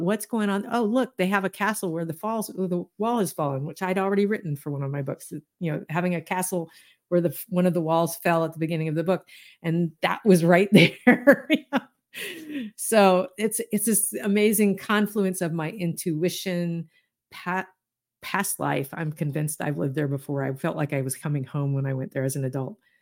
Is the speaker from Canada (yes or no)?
no; Deep South, United States; I grew up in the Deep South